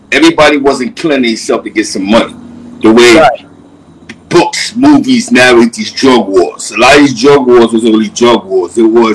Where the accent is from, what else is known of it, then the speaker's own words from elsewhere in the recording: New York City, New York, United States; now in Albany, United States; I'm from Spanish Harlem. I've been in Albany for a lot of years off and on. I was outside in 85 to 89 in New York City.